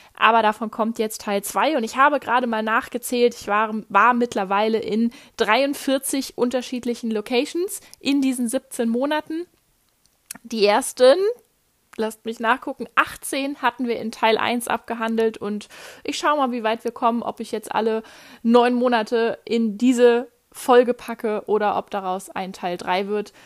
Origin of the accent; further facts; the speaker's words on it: Germany; moved away as an adult; einen Moment bleibe ich erstmal hier in Deutschland